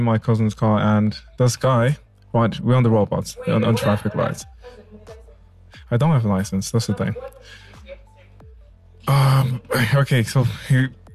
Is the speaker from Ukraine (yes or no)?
no; Derby, East Midlands, United Kingdom; moved away as an adult; now in Zimbabwe; I grew up in England, Derby